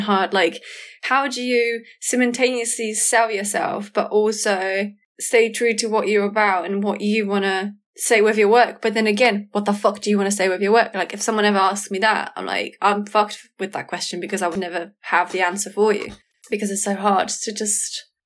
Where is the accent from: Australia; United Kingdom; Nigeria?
United Kingdom; Kent, South East England; moved away as an adult; also born or lived in Southampton; I moved out from Kent where I used to live and went to uni on a whim